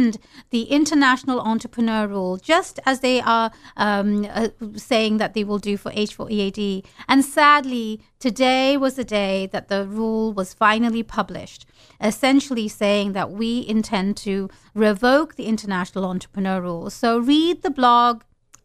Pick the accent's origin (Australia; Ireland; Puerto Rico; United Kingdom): United Kingdom; London; moved away as an adult; also born or lived in Bangladesh; now in United States; I was born in London, UK. I lived in Bangladesh for a while